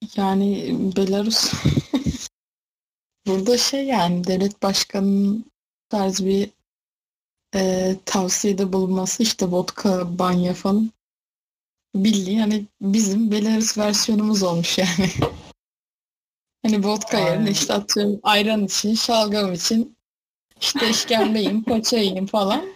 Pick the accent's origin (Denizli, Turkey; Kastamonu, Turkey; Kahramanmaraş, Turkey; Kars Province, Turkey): Kars Province, Turkey; Sarıkamış; sarı kamışlı. Sarıkamış'ta büyük bir ilçe sayılır